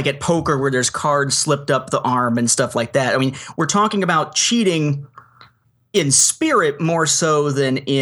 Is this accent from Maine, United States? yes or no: no; Evansville, Indiana, United States; born or raised there; moved away as an adult